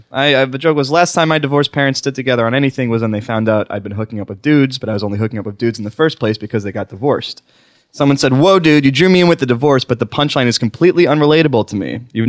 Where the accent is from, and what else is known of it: Oklahoma, United States